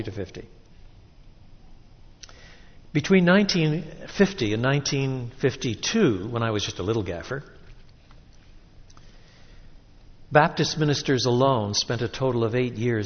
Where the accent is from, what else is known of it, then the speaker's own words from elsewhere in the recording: Quebec, Canada; moved away; I was brought up in French Canada.